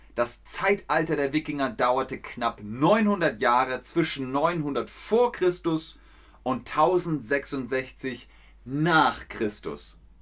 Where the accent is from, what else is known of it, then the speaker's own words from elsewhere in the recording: Cologne, North Rhine-Westphalia, Germany; ich bin in Köln geboren, also bin ich Ubier